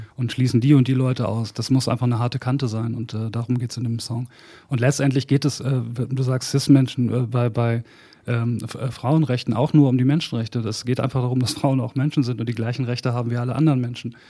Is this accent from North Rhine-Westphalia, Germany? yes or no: yes; Bad Salzuflen, North Rhine-Westphalia, Germany; moved away; also born or lived in Hamburg; in Bad Salzuflen, wo ich angefangen habe, wo ich aufgewachsen bin, angefangen habe, Musik zu machen